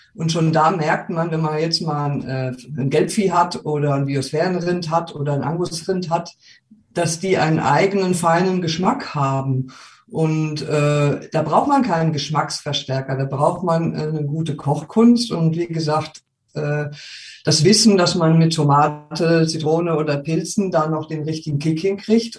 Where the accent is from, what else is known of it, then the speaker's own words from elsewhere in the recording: Wiesbaden, Hesse, Germany; moved away as an adult; also born or lived in Rengersfeld, Rhön; now in Gersfeld-Rengersfeld, Germany; Wir kommen ja ursprünglich aus Wiesbaden